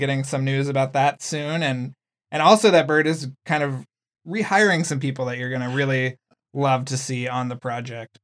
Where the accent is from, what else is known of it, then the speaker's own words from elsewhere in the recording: San Antonio, Texas, United States; like me, was, grew up in San Antonio, Texas